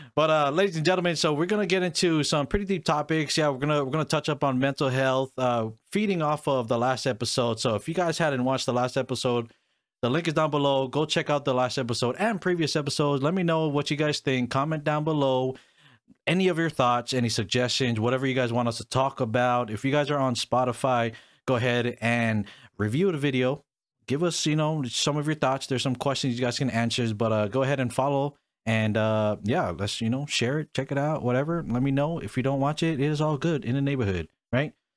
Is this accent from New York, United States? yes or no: no; Hawaii, United States; first language English; I was born and raised in Hawaii